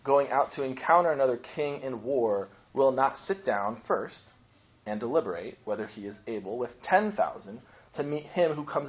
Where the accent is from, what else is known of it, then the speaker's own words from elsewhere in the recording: Akron, Ohio, United States; I grew up in Akron, Ohio, hometown of LeBron James